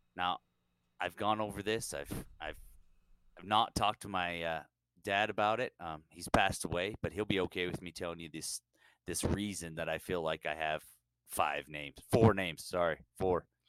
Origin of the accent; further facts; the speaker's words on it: California, United States; growing up in California